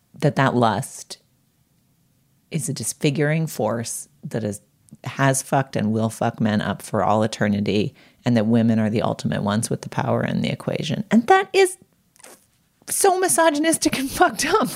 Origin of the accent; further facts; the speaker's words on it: Boston, Massachusetts, United States; moved away; I grew up in Boston